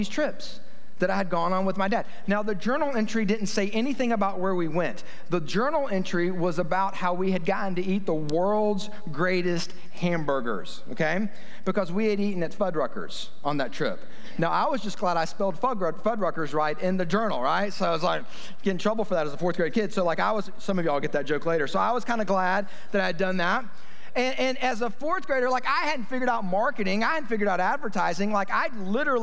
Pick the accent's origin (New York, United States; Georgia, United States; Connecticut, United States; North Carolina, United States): Georgia, United States; Kennesaw; 30 years ago, growing up in Kennesaw